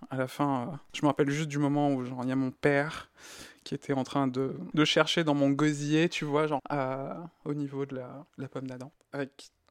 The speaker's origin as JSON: {"language": "French", "country": "Greece", "tie": "born there", "said": "Euh, moi, je suis né en Grèce."}